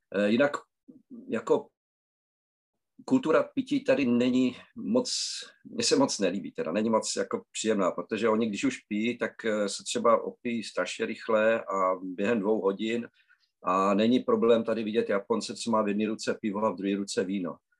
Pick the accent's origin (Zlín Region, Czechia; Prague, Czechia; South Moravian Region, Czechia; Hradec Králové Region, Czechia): South Moravian Region, Czechia; Znojmo; moved away as an adult; now in Japan; jsem vlastně z Moravy, ze Znojma